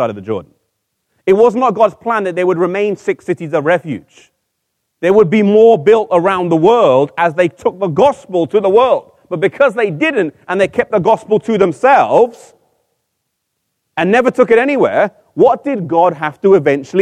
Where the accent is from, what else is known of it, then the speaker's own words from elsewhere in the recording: England, United Kingdom; I'm from England, but I'm half Icelandic and half Mauritian.